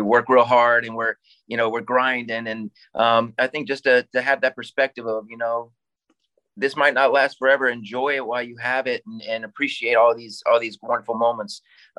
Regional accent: Ohio, United States; we're four guys from Ohio.

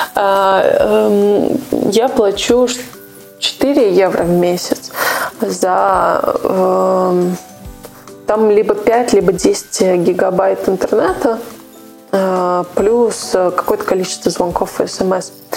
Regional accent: Urals, Russia; moved away; я родилась просто на Урале

